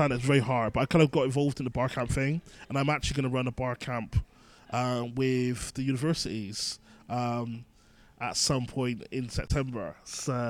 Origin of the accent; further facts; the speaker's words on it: Bristol, South West England, United Kingdom; also born or lived in London; now in Manchester, United Kingdom; I'm originally from Bristol, and I moved to London, and I moved from London to Manchester.